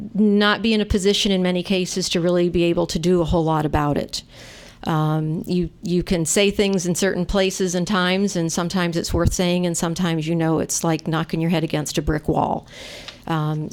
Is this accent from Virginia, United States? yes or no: no; Vermont, United States; moved away as an adult; also born or lived in Michigan; now in Iowa City, United States; I grew up, obviously, in growing up in Vermont